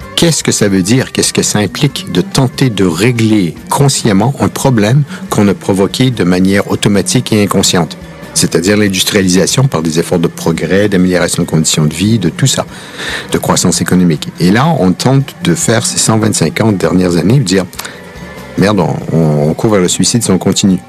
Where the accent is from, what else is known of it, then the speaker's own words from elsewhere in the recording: Quebec, Canada; accent: Québécois; now in France; vous avez peut-être remarqué à l'accent que je suis québécois